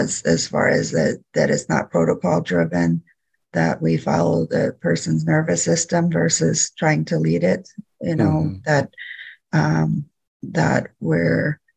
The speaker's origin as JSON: {"language": "English", "region": "Louisiana", "country": "United States", "also_born_or_lived": "Bay Area, California / Sacramento, California", "moved": "yes", "lives_now": "California, United States", "said": "I'm originally from Louisiana. My tribe is United Home and Nation, but at this point in my life, I'm living in California."}